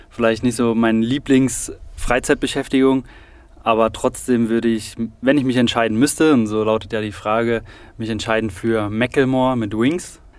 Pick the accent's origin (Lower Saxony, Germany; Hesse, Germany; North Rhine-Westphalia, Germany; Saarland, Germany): Saarland, Germany; Saarbrücken; born there; also born or lived in Biberach; ich bin 29, gebürtig in Saarbrücken und von dort hat mich meine Zimmererausbildung nach Biberach verschlagen.